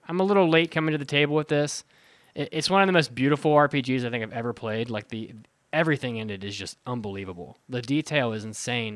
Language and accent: English; West Virginia, United States; moved away; I grew up in, in West Virginia